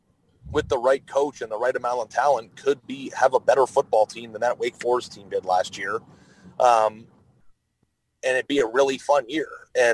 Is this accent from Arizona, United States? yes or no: yes; Arizona, United States; I grew up in Arizona